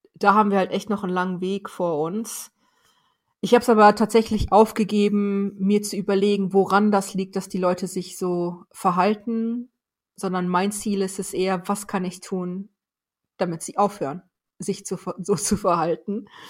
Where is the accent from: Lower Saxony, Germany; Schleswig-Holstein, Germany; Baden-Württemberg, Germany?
Lower Saxony, Germany; Weserbergland; German is a second language; now in Osnabrück, Germany; ich komme aus Osnabrück jetzt gerade oder früher aus dem Weserbergland